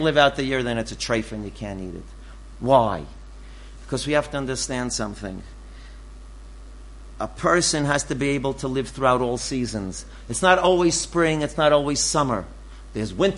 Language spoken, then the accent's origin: English; New York City, New York, United States; moved away; I'm from the Bronx